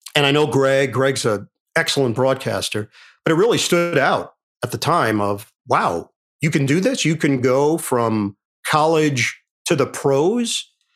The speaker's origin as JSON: {"language": "English", "town": "New York City", "region": "New York", "country": "United States", "tie": "born or raised there", "said": "Growing up in New York"}